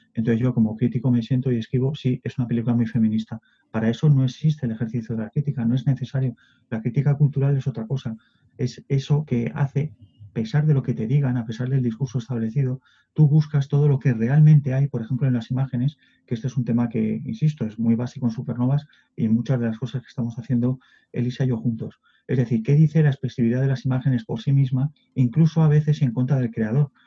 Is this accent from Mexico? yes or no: no; Spain